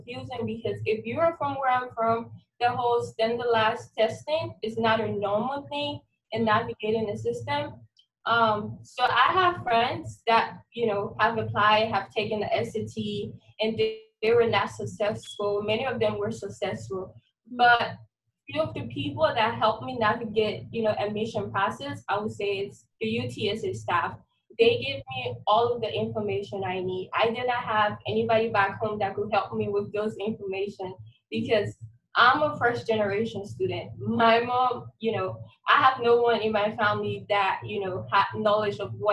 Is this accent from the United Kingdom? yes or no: no; Liberia; moved away as an adult; now in San Antonio, United States; I'm originally from Liberia. It's a country in West Africa. It's a really small country. And I grew up in a mini settlement